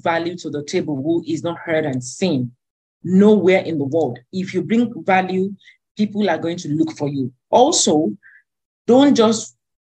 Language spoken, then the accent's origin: English; Alimosho, Lagos, Nigeria; where I grew up in Alimosho